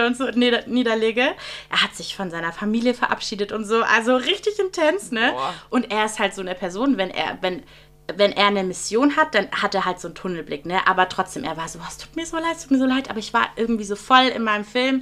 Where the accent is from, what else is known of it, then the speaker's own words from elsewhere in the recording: Friedrichshafen, Baden-Württemberg, Germany; moved away; ich komme ja aus Friedrichshafen am Bodensee, mhm. ganz im Süden von Deutschland